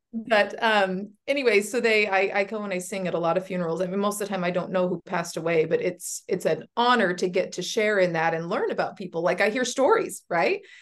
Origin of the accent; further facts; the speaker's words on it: Washington, United States; I was born and raised here in Washington.